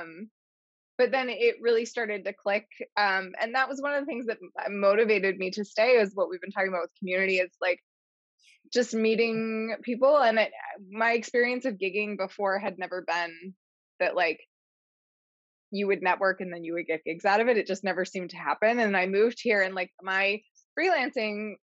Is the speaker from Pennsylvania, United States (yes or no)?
yes; central Pennsylvania, United States; moved away as an adult; also born or lived in Ohio / Wisconsin; I grew up in Pennsylvania, but in literally the middle of the state, so very close to Penn State, somewhere very rural